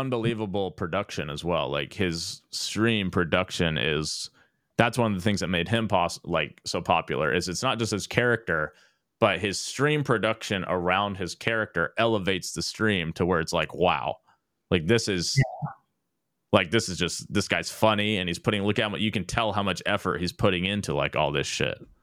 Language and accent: English; Dallas, Texas, United States; I grew up in Dallas